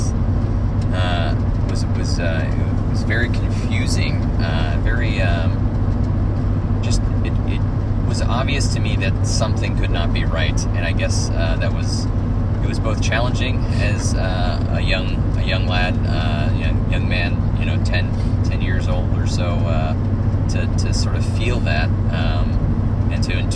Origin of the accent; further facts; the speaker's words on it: the South, United States; also born or lived in Arkansas; growing up in the South with lesbian parents